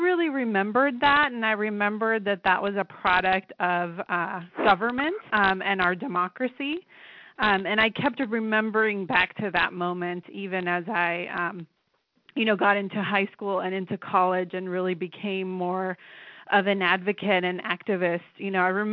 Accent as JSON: {"language": "English", "town": "Los Angeles", "region": "California", "country": "United States", "tie": "born or raised there", "said": "I grew up in the Los Angeles area in the 90s, essentially. I'm an immigrant to this country"}